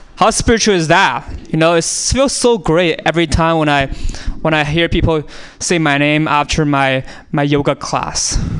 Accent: China; moved away; I was born in China, and uh, I was born on a small island actually in China

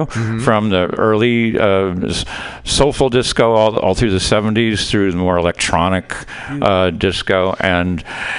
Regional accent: Chicago, Illinois, United States; moved away; I'm from Chicago

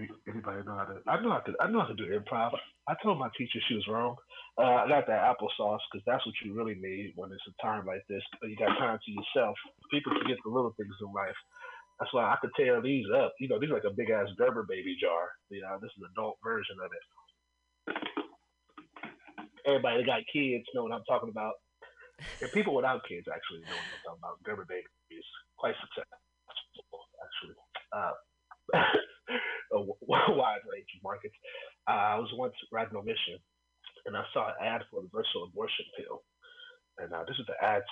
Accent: Oakland, California, United States; I'm from Oakland

